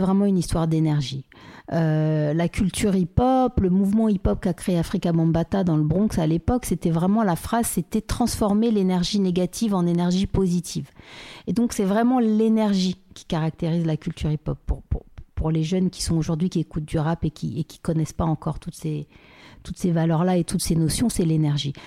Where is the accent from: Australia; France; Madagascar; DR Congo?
France; Paris, Île-de-France; je suis née à, Paris. j'ai grandi à Paris 16e, à côté du Trocadéro